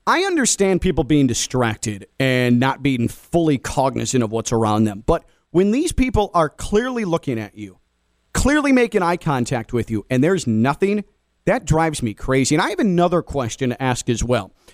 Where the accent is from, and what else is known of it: Chicago, Illinois, United States; born or raised there; now in South Florida, United States